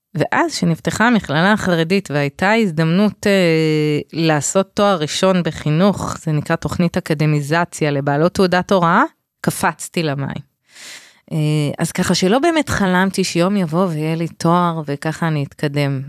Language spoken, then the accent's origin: Hebrew; Bnei Brak, Tel Aviv District, Israel; במקום שגדלתי בבני ברק